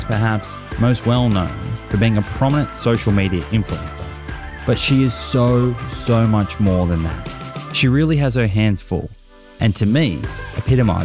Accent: Australia; I'm a stupid Australian.

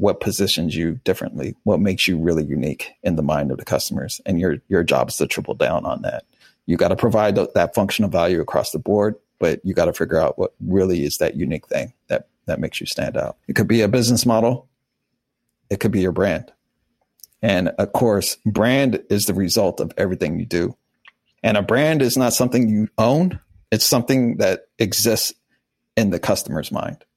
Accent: Wichita, Kansas, United States; moved away; also born or lived in Miami; I was born in Wichita, Kansas during a tornado

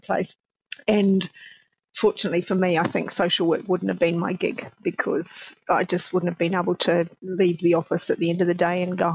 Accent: New Zealand; I'm a Kiwi, so I was born in New Zealand

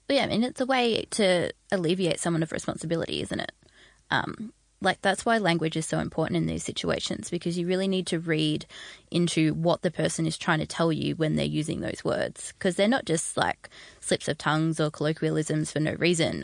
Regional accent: Australia; as an Australian

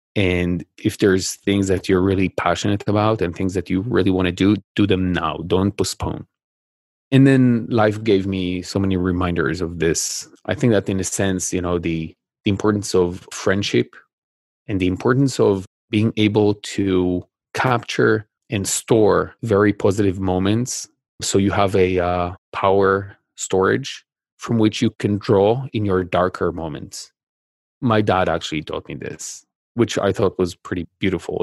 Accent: Israel; I, I grew up in Israel

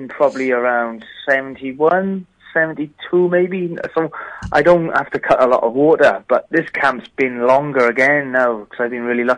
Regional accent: Pontywaun, Wales, United Kingdom; now in Perth, Australia; I'm from Pontywain, but my stomping ground and my boxing gym is in Cwmcarn.

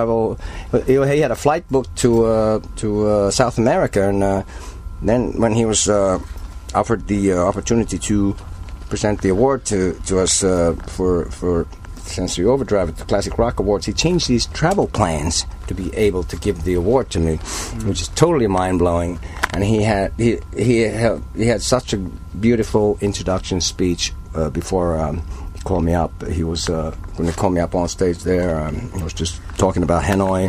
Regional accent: Helsinki, Uusimaa, Finland; also born or lived in Turku; I grew up in Helsinki

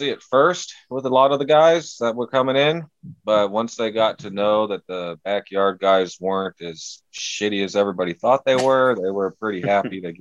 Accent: California, United States; I'm from California, or well, the Central Valley in California, maybe about a 40 minute drive from like Oakland and San Francisco and all that.

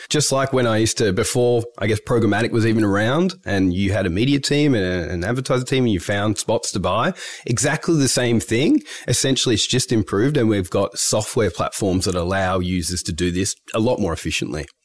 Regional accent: Melbourne, Victoria, Australia; I'm from Melbourne originally.

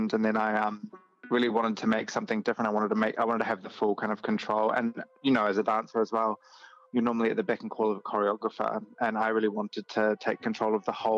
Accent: New Zealand; moved away as an adult; now in Australia; I'm originally from New Zealand, from Aotearoa

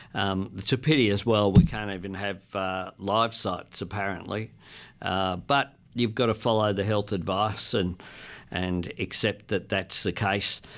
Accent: Sydney, New South Wales, Australia; growing up in Camperdown

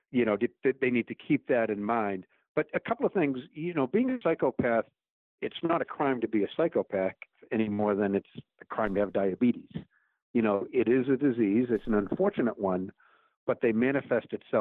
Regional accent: United States; as an American

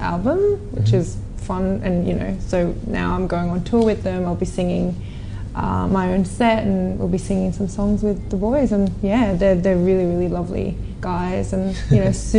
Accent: Australia; born or raised there; also born or lived in South Korea

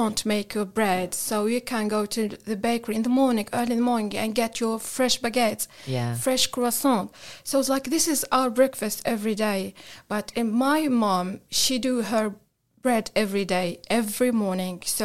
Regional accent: Tunisia; moved away; I'm from Tunisia.

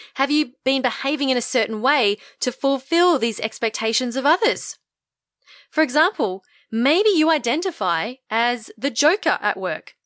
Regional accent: Australia; identify as Australian

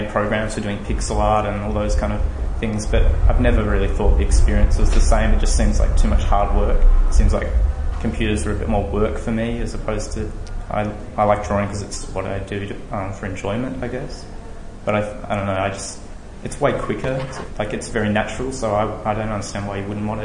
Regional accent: Tasmania, Australia; now in Melbourne, Australia; I grew up in Tasmania

